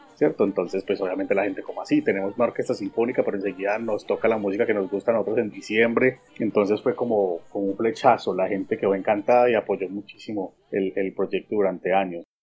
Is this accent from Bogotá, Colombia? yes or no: no; Medellín, Antioquia, Colombia; born or raised there